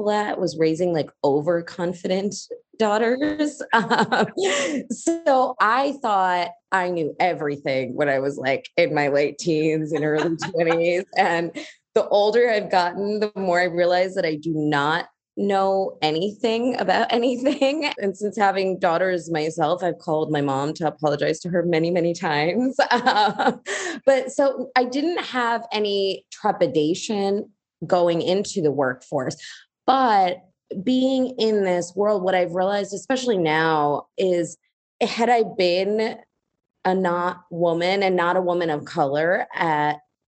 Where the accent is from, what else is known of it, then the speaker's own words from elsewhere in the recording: United States; I'm Indian by origin. I was born in America, but my parents both immigrated here in 1980